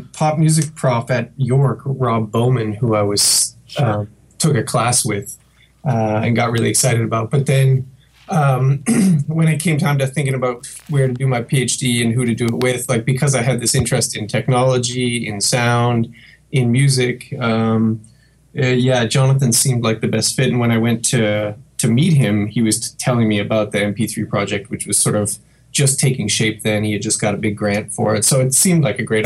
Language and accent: English; Fredericton, New Brunswick, Canada; also born or lived in Montreal; now in Madison, United States; Originally, I grew up in Fredericton, New Brunswick, on the east coast of Canada.